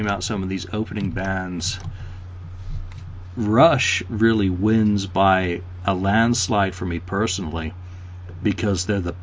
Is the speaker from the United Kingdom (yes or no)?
yes; England, United Kingdom; as an Englishman